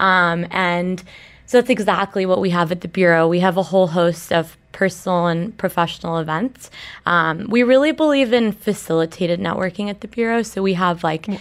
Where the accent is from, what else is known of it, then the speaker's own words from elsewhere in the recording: Dubai, United Arab Emirates; we grew up in Dubai, you really do grow up with the city